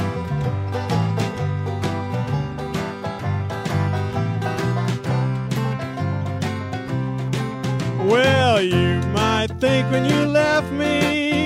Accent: Norfolk, Virginia, United States; I'm from Norfolk, Virginia

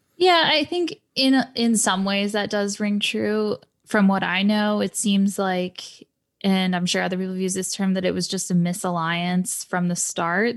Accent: Florida, United States; also born or lived in Scotland; I grew up in Florida

